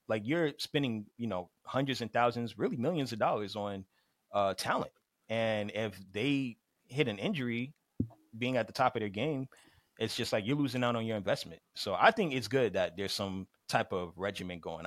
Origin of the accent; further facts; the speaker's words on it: Miami, Florida, United States; I'm from Miami